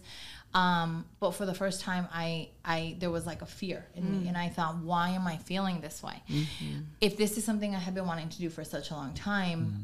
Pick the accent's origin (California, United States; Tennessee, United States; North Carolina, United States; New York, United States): California, United States; Oxnard; moved away as an adult; now in Antelope Valley, United States; I was born and raised in Oxnard.